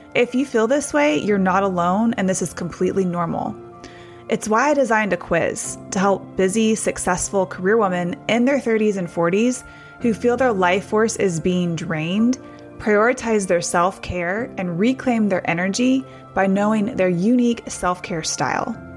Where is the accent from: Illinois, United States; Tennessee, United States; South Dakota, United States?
Tennessee, United States; Hendersonville; I was a kid growing up in Hendersonville, Tennessee, just north of Nashville